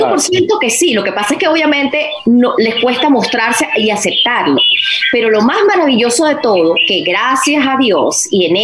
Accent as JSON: {"language": "Spanish", "country": "Venezuela", "said": "voy a responder como venezolana."}